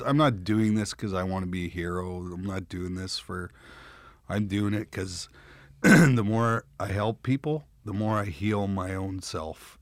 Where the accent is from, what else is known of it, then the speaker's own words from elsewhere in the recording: Russell, Manitoba, Canada; moved away; I'm from Russell, Manitoba, and I'm in Los Angeles, California